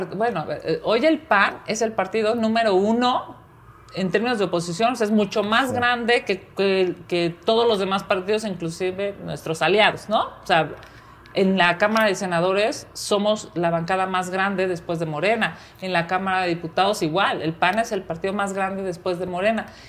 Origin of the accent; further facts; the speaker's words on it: Mexico City, Mexico; soy chilanga, aquí nací, aquí he crecido, aquí he estudiado, aquí he trabajado